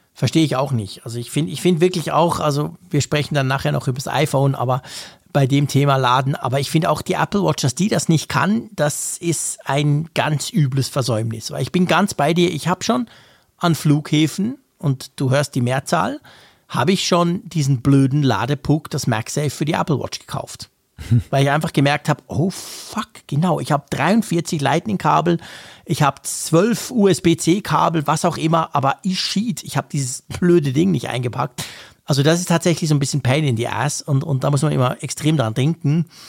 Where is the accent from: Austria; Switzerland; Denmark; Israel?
Switzerland; bei uns in der Schweiz